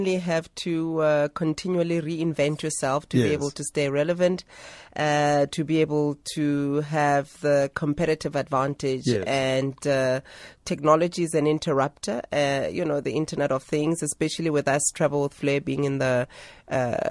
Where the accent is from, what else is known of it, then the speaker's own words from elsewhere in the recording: Soweto, Gauteng, South Africa; I'm a girl from Soweto